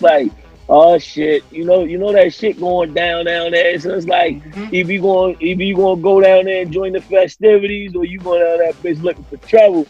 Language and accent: English; Baltimore, Maryland, United States